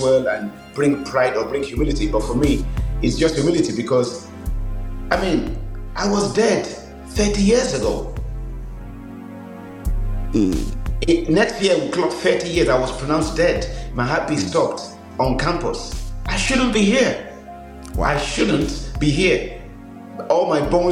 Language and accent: English; Nigeria; moved away as an adult; also born or lived in Birmingham, England; now in England; so I was born in Birmingham, went to Nigeria when I was six, spent 16 years, came back to England